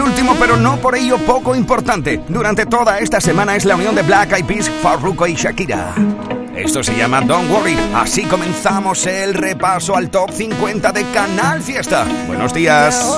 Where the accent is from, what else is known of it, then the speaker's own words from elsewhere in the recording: Huelva, Andalusia, Spain; desde mi tierra, desde Huelva